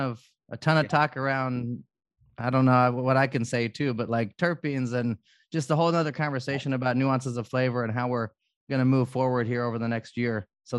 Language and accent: English; Yakima, Washington, United States; I'm from Yakima